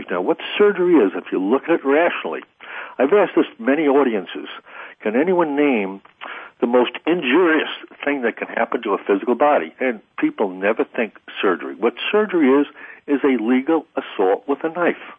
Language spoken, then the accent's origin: English; Missouri, United States; I'm very avant-garde, but you know, I'm from Missouri.